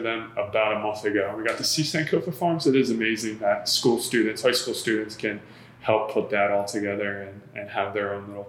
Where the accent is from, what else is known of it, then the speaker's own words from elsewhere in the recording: Philadelphia, Pennsylvania, United States; as a Philadelphian